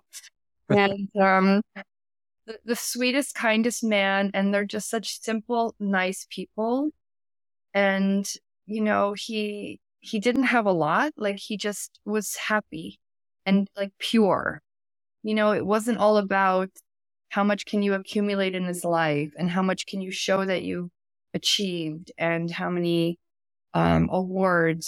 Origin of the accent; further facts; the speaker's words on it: the Hamptons, New York, United States; moved away as an adult; now in Paris, France; I grew up in New York, in the Hamptons, which is a very wealthy area of America